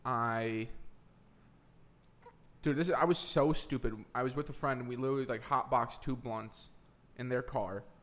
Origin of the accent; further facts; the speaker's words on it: Wisconsin, United States; moved away; I'm from Wisconsin.